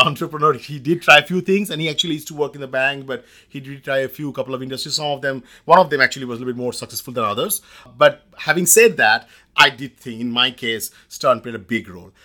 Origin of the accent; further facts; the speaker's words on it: India; moved away as an adult; now in United States; I grew up in India in the late eighties